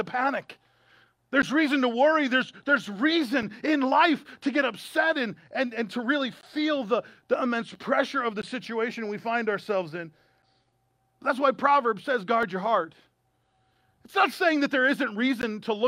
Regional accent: United States; as American citizens

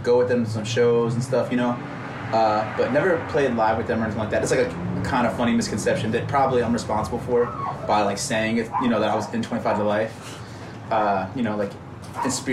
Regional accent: Baltimore, Maryland, United States; moved away as an adult; also born or lived in California; I'm from Baltimore

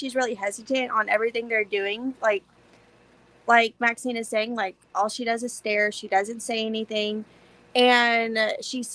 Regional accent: Houston, Texas, United States; I'm from Houston. I just say the Houston area

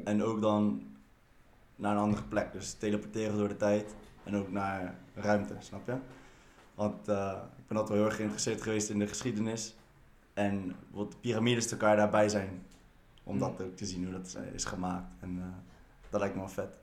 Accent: Netherlands; ik ben wel gewoon geboren en getogen in Nederland

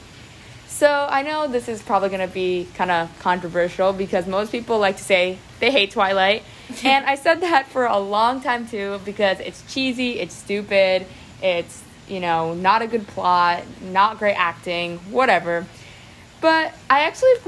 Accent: Clearwater, Florida, United States; I'm from Clearwater, Florida. I was born here and I've lived here my entire life

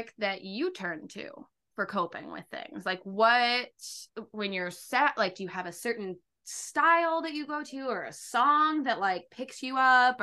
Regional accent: Derry, New Hampshire, United States; my hometown in Derry, New Hampshire

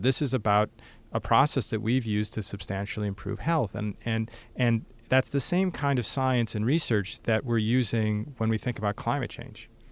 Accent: United States; my day to day existence as American

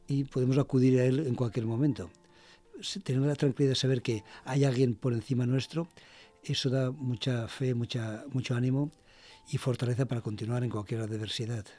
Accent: Valencia, Valencian Community, Spain; also born or lived in Basque Country; yo soy valenciano, de Valencia.

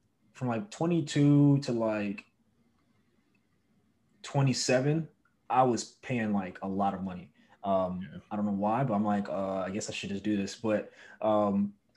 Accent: New York City, New York, United States; moved away as an adult; now in Los Angeles, United States; I'm originally from Brooklyn, New York, born and raised. I moved to LA in 2016

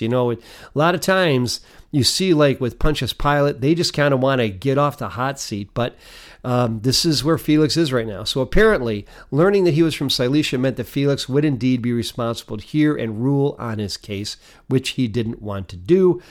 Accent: Detroit, Michigan, United States; now in Canandaigua, United States; Having come from the city of Detroit

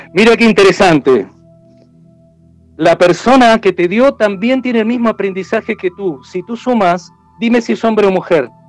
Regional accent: Argentina; now in Chile; O es como aquí en Chile, si bien yo soy argentino hace años que estoy

